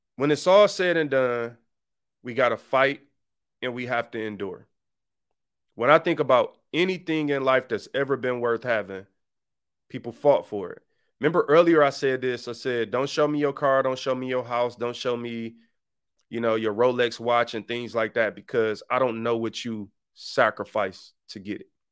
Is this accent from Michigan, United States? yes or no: yes; Detroit, Michigan, United States; I grew up on Seven Mile in Detroit.